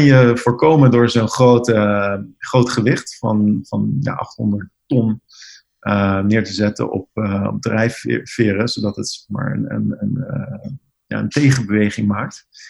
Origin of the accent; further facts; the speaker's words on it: Netherlands; now in New York, United States; als Nederlanders